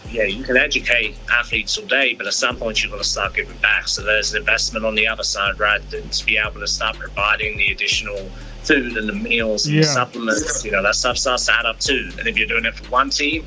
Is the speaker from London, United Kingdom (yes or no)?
yes; London, United Kingdom; now in Texas, United States; growing up in London, was a big soccer guy